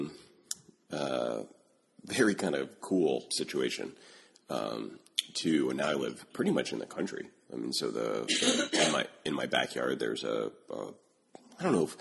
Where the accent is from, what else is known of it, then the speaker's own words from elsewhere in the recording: East Coast, United States; also born or lived in Chicago; now in Connecticut, United States; I grew up in East Coast time, and I lived most of my life in East Coast time except for Chicago.